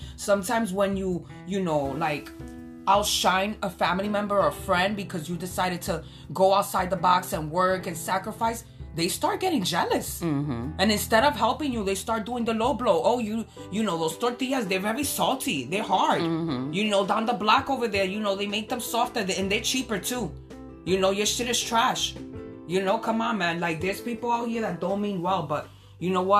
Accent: New York, United States; I'm from New York

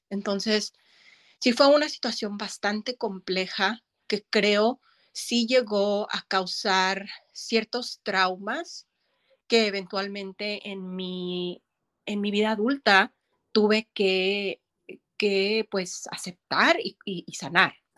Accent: Pacoima, California, United States; also born or lived in Mexico; now in Los Angeles, United States; crecí en Pacoima

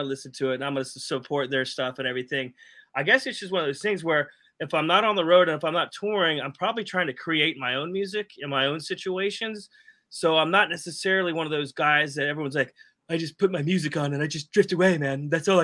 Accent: Jacksonville, Florida, United States; I'm from Jacksonville

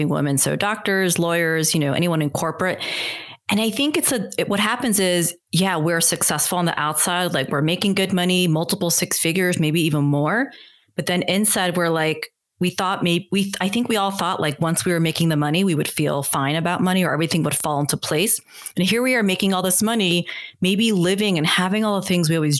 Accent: United States; I'm Korean American.

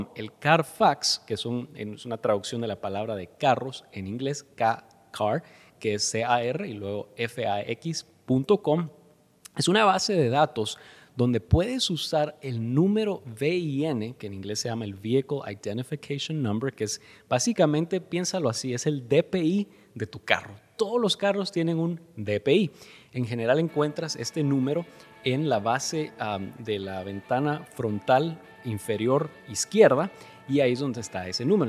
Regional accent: Guatemala; now in United States; Yo soy guatemalteco radicado en Estados Unidos

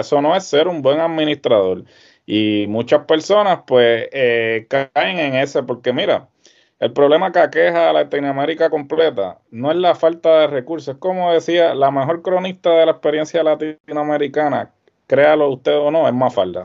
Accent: Puerto Rico; nosotros siempre hemos vivido en esta burbuja

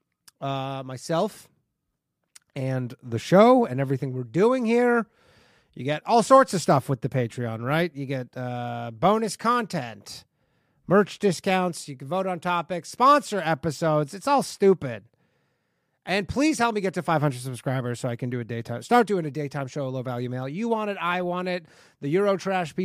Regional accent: Canada; moved away; I grew up in Canada

